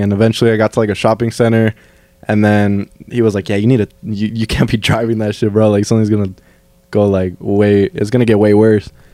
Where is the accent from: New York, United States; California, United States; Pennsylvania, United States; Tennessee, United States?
California, United States; Fillmore; here in Fillmore, in my hometown